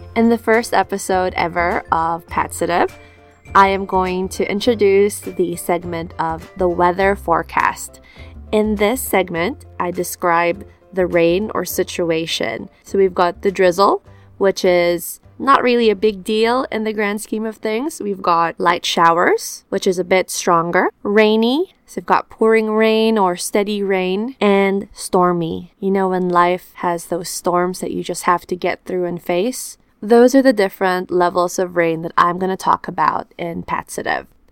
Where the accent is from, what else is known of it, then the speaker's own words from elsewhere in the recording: Philippines; also born or lived in New Zealand; now in Auckland, New Zealand; I am from the Philippines, a tropical country where sun and humidity are my constant companions.